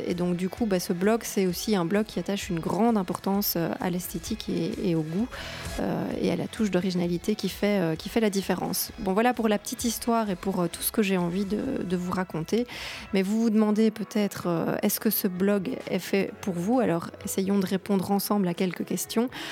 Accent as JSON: {"language": "French", "country": "Belgium", "said": "J'ai 37 ans, je suis belge."}